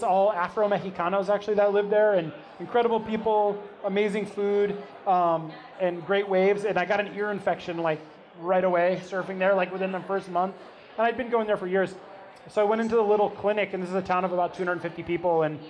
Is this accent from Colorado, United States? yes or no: yes; Colorado, United States; also born or lived in Telluride, Colorado; now in Ventura, United States; I'm originally actually from Colorado.